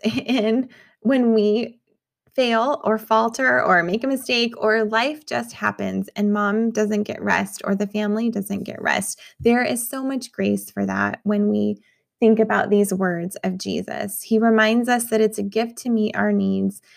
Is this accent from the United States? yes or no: yes; New Mexico, United States; moved away; I grew up in New Mexico